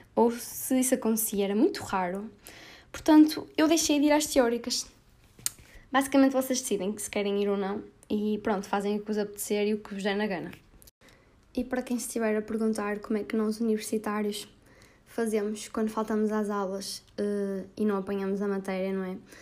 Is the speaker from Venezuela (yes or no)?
no; Porto, Norte, Portugal; minha terrinha natal, que é o Grande Porto